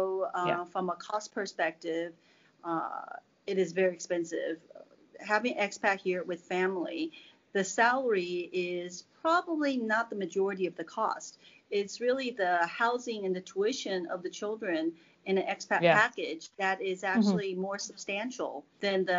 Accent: California, United States; moved away as an adult; now in Suzhou, China; I'm from the United States, California, to be specific

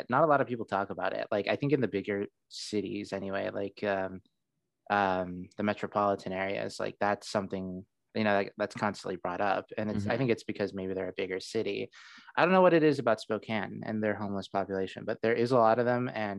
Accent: Saudi Arabia; also born or lived in Seattle, United States; now in United States; I was born in Seattle, But then I went to Saudi Arabia when I was like 4. And then for most of my life, I lived only in Saudi Arabia, moving from different city to city, changing schools.

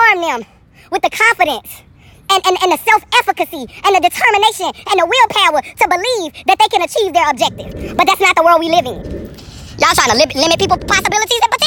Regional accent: Louisiana, United States; I was born in Louisiana

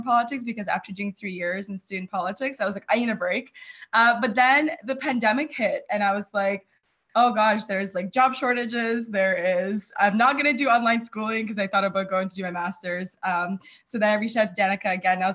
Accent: Fredericton, New Brunswick, Canada; also born or lived in Kyiv, Ukraine / Sackville, New Brunswick; I grew up in Fredericton. We moved there when I was 10

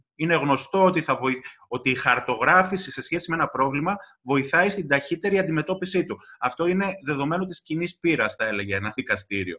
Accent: Kavala, Eastern Macedonia and Thrace, Greece; moved away; στην πατρίδα μου στην Καβάλα

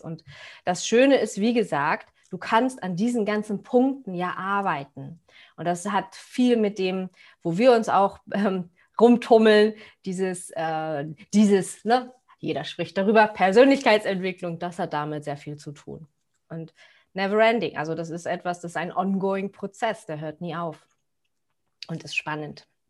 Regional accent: Cuxhaven, Lower Saxony, Germany; ich komme aus Cuxhaven

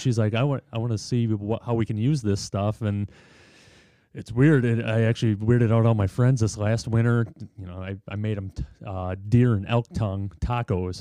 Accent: Watertown, Wisconsin, United States; I grew up in Watertown

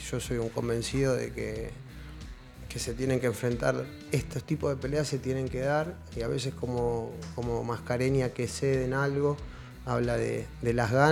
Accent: Argentina; de donde yo vengo, de Argentina

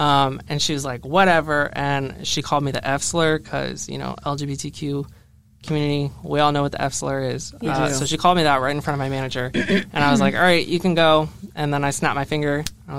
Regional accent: Florida, United States; moved away; I'm from Florida

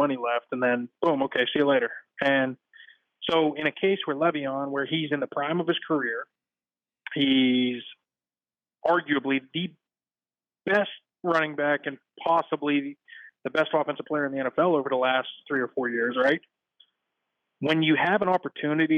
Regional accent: Pittsburgh, Pennsylvania, United States; I grew up in Pittsburgh

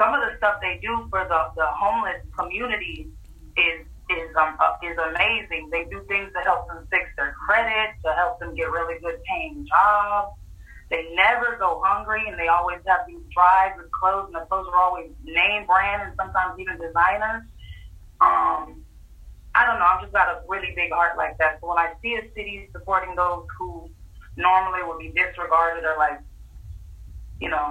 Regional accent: Miami, Florida, United States; I'm from Miami

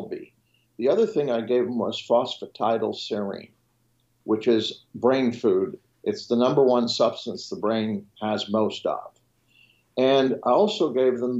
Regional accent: Switzerland; first language French; English is a second language; moved away; I was educated in Switzerland, so my first language is French

